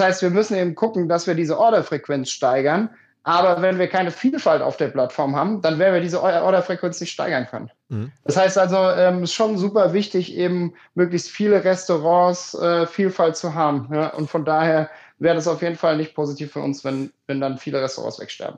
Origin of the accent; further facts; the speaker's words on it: Germany; moved away; ich komme 3000 Einwohner Dorf